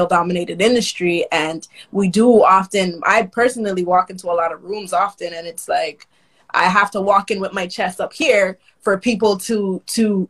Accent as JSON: {"language": "English", "town": "Toronto", "region": "Ontario", "country": "Canada", "tie": "born or raised there", "said": "Nigerian, but born, raised in the West End of Toronto"}